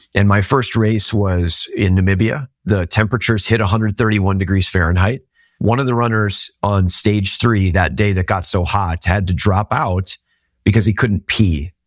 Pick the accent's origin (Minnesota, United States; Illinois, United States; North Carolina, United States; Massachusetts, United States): Minnesota, United States; I'm from Minnesota.